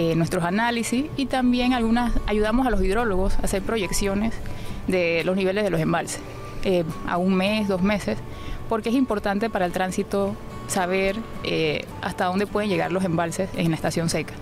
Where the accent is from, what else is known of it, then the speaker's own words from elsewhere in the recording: Panama; Soy panameña